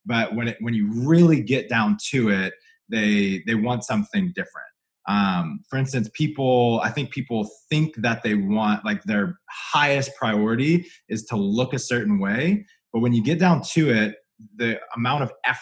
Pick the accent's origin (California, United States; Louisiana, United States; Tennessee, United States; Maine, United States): Louisiana, United States; moved away; I come from Louisiana where there's not a keto thing for 500 miles